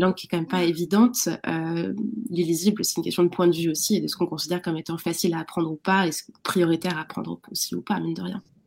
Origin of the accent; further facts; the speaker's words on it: France; en tant que Française, Français